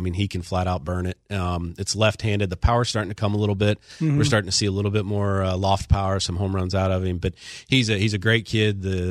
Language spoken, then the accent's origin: English; Cleveland, Ohio, United States; I grew up in Cleveland. I've suffered through losing my whole childhood.